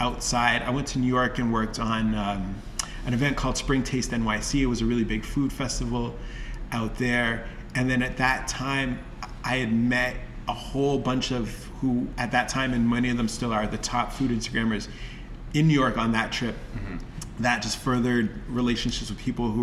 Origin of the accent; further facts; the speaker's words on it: Toronto, Ontario, Canada; I was from Toronto